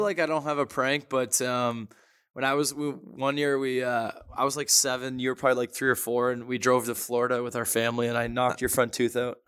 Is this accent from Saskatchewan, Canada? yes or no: no; Toronto, Ontario, Canada; born or raised there